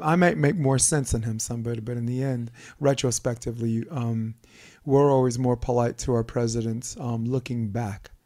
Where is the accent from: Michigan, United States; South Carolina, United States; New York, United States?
New York, United States; New York City; growing up on Flatbush Avenue